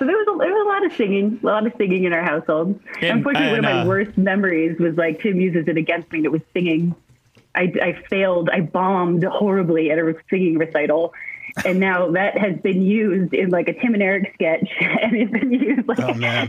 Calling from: Montana, United States; From my home in Montana.

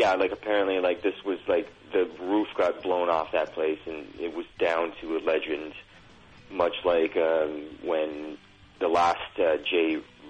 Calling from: Toronto, Ontario, Canada; I'm from calling from Toronto.

